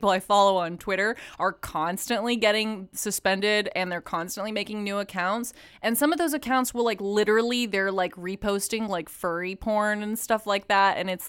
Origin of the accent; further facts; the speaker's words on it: Katy, Texas, United States; near a town that I grew up in Katy, Texas. So I played soccer at Katy Park, and anyone from Houston will know about Katy, Texas.